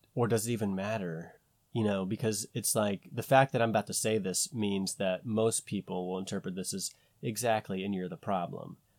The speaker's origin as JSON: {"language": "English", "country": "United States", "said": "we're American"}